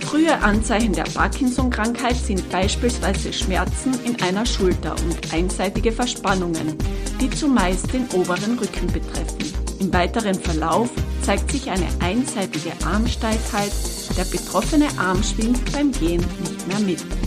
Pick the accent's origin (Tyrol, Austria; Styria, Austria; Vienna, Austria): Tyrol, Austria; hier bei uns in Tirol